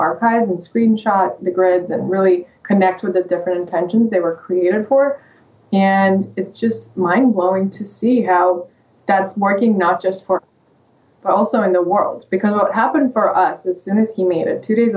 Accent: Russia; English is a second language; moved away as an adult; now in United States; I'm from Russia

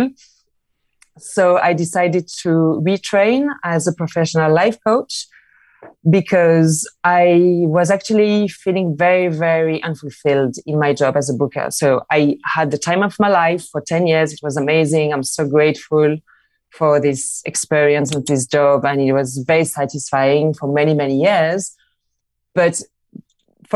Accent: Marseille, Provence-Alpes-Côte d'Azur, France; moved away as an adult; also born or lived in London; now in Barcelona, Spain; I'm from Marseille in France. I moved to London where everything happens.

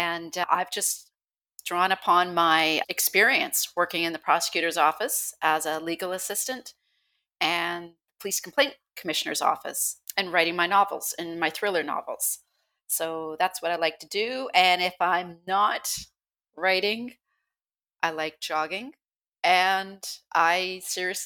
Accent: Vancouver Island, British Columbia, Canada; I was born and raised on Vancouver Island

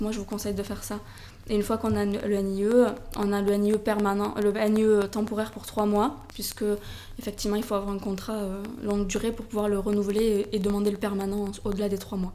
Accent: Toulouse, Occitania, France; moved away as an adult; also born or lived in United States; now in Barcelona, Spain; je suis originaire de Toulouse ça s'entend mon accent

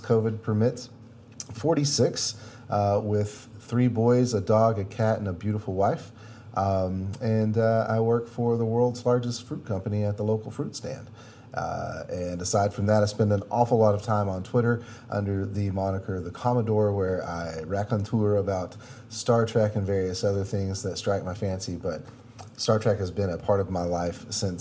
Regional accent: United States; being American

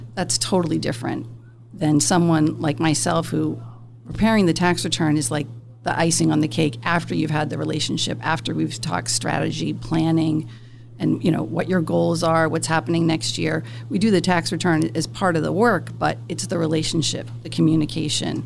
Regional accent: South Shore, Massachusetts, United States; I'm from the South Shore, born and raised here.

